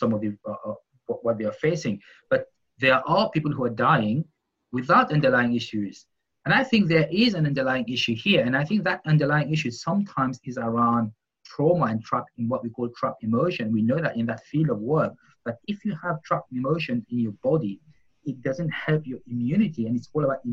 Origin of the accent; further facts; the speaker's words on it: Mauritius; where I come from Mauritius